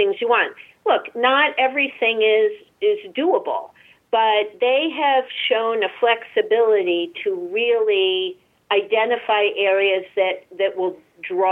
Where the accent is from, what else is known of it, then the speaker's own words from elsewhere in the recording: Massachusetts, United States; I'm born and raised in Massachusetts.